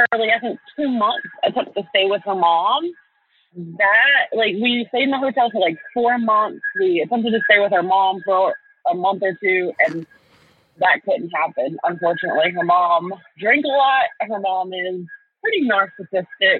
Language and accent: English; Florida, United States; moved away; That's actually where I moved from. I'm originally from Florida.